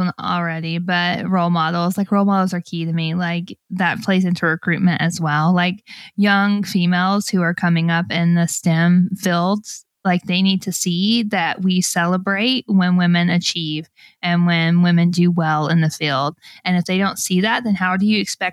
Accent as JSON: {"language": "English", "region": "Alabama", "country": "United States", "tie": "born or raised there", "said": "I grew up in Alabama"}